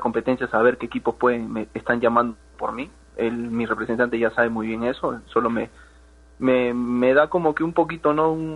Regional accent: Peru; moved away as an adult; no es fácil salir de Perú, eh, eso, lo saben todos los que jugamos fútbol ahí en, en, en Perú

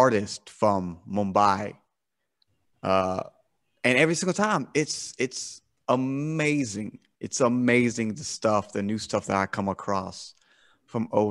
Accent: South Carolina, United States; I'm from America, right? I'm from the, South Carolina in America

